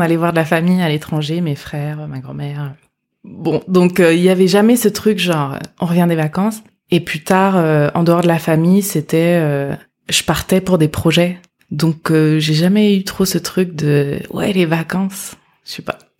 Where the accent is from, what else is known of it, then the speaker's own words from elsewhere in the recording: France; moi, je suis née en France